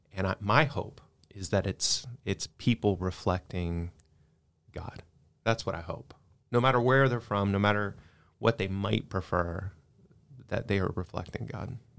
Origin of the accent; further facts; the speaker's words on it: Texas, United States; I'm from Texas